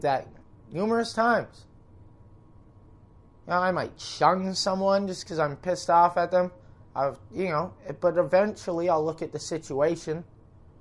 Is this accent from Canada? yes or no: yes; Prince George, British Columbia, Canada; now in Vancouver, Canada; I grew up in Prince George.